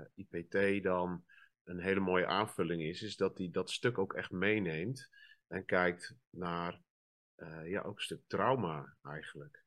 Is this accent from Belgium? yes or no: no; northern Netherlands, Netherlands; ik kom uit het noorden uit een wat eh, conservatieve gemeenschap eigenlijk.